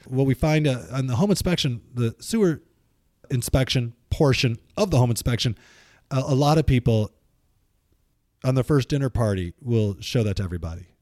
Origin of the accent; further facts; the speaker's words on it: Midwest, United States; now in Pacific Northwest, United States; where we grew up in the Midwest